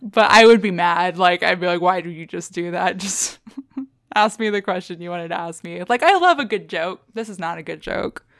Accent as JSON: {"language": "English", "region": "Texas", "country": "United States", "tie": "born or raised there", "said": "We grew up in Texas"}